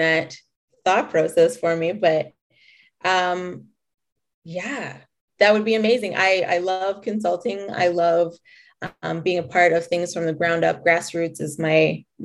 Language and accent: English; Calgary, Alberta, Canada; also born or lived in Lethbridge / Coaldale; I was born here in Canada, right here in Calgary, born and raised.